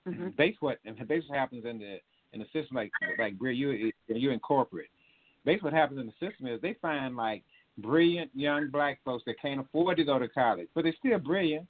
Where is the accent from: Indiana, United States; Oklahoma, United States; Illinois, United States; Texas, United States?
Texas, United States; Ennis; my hometown, Ennis